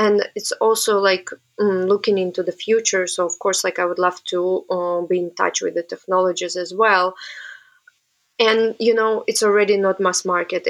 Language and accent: English; Samara, Samara Oblast, Russia; English is a second language; moved away as an adult; also born or lived in Antwerp, Belgium; now in New York, United States; I'm originally from Russia and my hometown called Samara. And I was born there. I was studying there